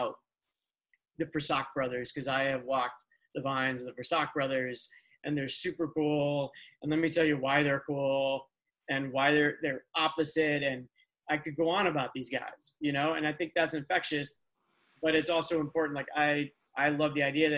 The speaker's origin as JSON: {"language": "English", "region": "Midwest", "country": "United States", "moved": "yes", "lives_now": "Los Angeles, United States", "said": "I'm from the Midwest"}